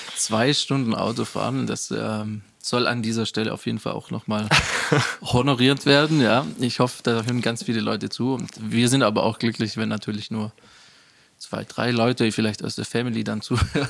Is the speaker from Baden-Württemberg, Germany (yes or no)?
yes; Rottweil, Baden-Württemberg, Germany; ich bin hier in Rottweil aufgewachsen, groß geworden.